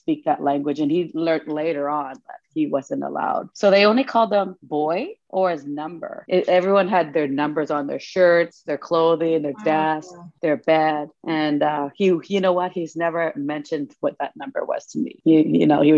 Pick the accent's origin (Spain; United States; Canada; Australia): Canada; Cheakamus village, Squamish Valley, British Columbia; I come from the Chiakamas village up here in the Squamish Valley.